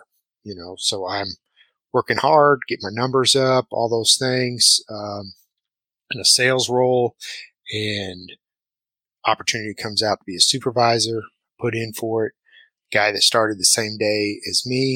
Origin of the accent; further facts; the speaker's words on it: Ohio, United States; moved away as an adult; now in Nashville, Tennessee, United States; where I grew up in Ohio.